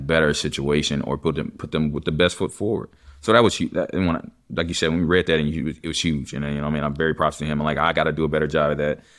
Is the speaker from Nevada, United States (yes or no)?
no; Texas, United States; I'm from Texas